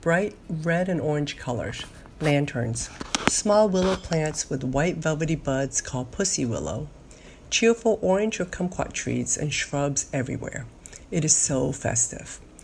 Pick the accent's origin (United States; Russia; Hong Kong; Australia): Hong Kong; moved away; As a child growing up in Hong Kong